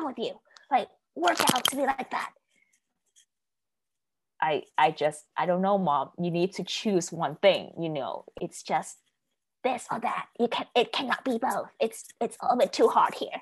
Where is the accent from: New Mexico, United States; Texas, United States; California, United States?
California, United States; moved away; also born or lived in East Coast; I'm originally from California, and in California, I'm outside, I'm in this, you know, under the sun all the time